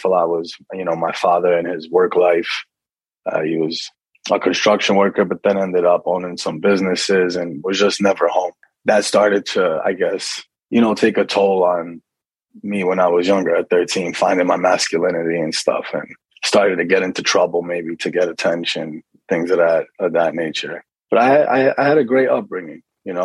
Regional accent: Kearny, New Jersey, United States; also born or lived in Livingston, New Jersey; So I was born in Livingston, New Jersey, and grew up in Kearney, New Jersey, which is, it's the town that I'm back living in now.

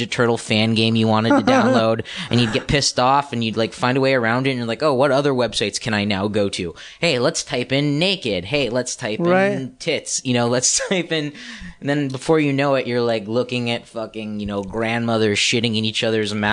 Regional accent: Los Angeles, California, United States; also born or lived in Utah; I'm a Valley kid. I'm from Tarzana

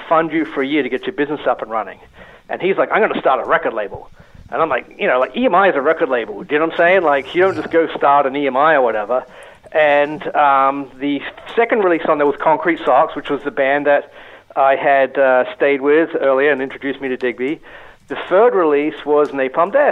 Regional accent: Australia; moved away as an adult; also born or lived in England; I was born and raised in Australia.

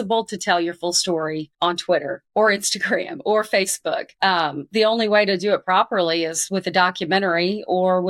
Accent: Arkansas, United States; moved away; I grew up a pretty decorated athlete in my home state. I was the 1992 Arkansas Female Athlete of the Year

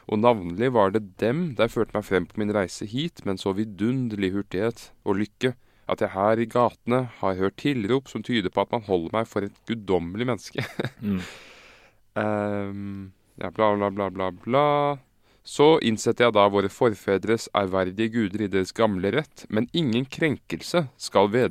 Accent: Oslo, Norway; er jo fra Uranienborg.

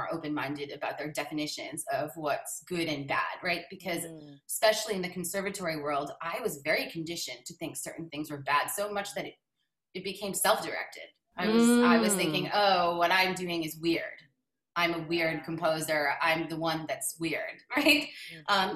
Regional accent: Baltimore, Maryland, United States; I was growing up in Baltimore

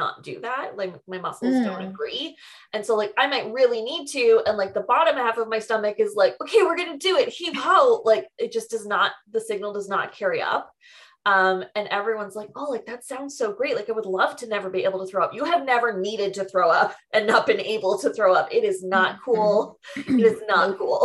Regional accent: Mississauga, Ontario, Canada; now in Toronto, Canada; I moved from Mississauga

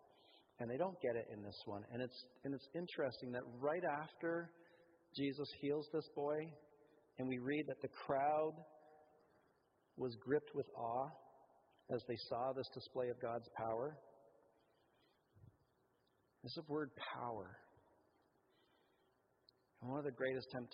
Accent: Canada; we're Canadian

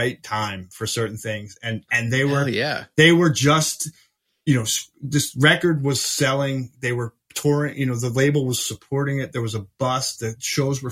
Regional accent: New Jersey, United States; I'm from New Jersey

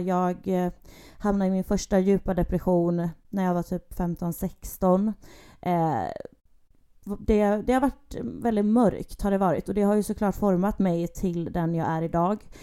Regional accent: Gothenburg, Västra Götaland, Sweden; Jag är född och uppväxt i Göteborg. Bor även i Göteborg at the moment

